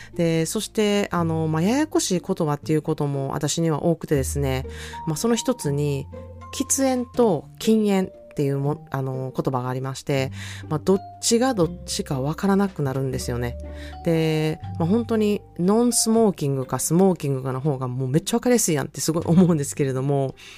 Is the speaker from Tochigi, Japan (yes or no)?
no; Osaka, Japan; accent: Osaka dialect; moved away as an adult; now in California, United States; 私もこんなに大阪弁がバリバリに話せて、見かけもめっちゃ日本人やのに、やはりね、30年もアメリカ生活をしていると